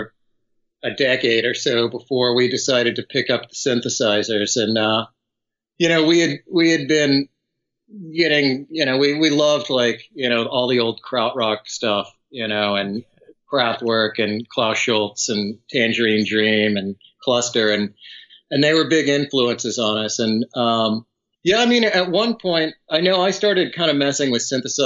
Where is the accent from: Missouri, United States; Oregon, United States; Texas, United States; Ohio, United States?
Texas, United States; outside San Antonio; now in Austin, United States; I grew up outside of San Antonio